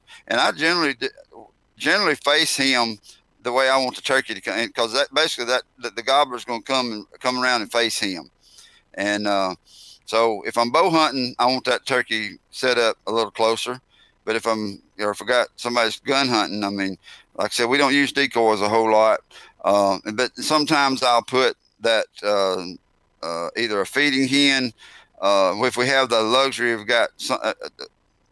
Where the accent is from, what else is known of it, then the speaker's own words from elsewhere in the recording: Heflin, Alabama, United States; I grew up in Alabama